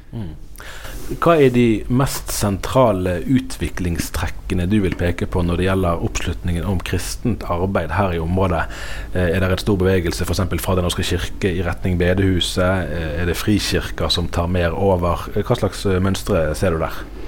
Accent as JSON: {"language": "Norwegian", "town": "Bergen", "region": "Vestland", "country": "Norway", "said": "jeg er jo eh, eh miljøskadd som eh, bergenser, sant? og bergensere er jo veldig klar over at vi kommer fra Norges nest største"}